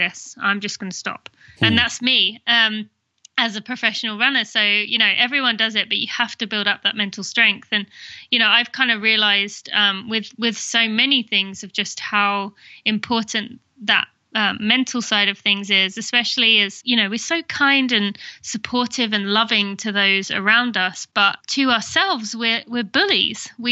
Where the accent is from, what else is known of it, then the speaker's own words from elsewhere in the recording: England, United Kingdom; accent: British; also born or lived in Indiana, United States / California, United States / Michigan, United States / Philadelphia, United States; now in Lexington, United States; which people could probably tell from my accent, which is Great Britain. I'm from England.